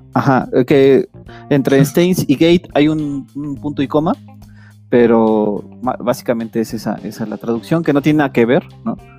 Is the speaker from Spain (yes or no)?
no; Mexico; nuestra cultura mexicana